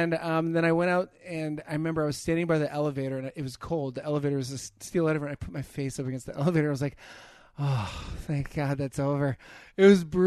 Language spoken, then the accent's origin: English; Chicago, Illinois, United States; also born or lived in Weymouth, Massachusetts; I was born in Boston, raised in Chicago